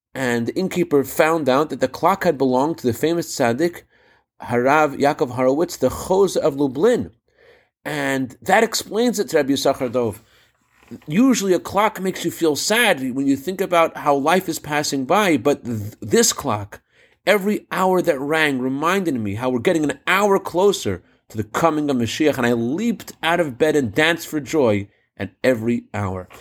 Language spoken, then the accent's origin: English; Massachusetts, United States; Growing up in Massachusetts